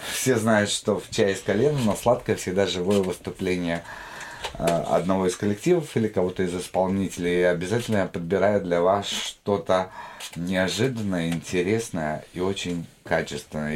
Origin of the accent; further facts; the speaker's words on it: Jambyl Region, Kazakhstan; moved away; я сам из Казахстана, только из От... Южного, из Джамбульской области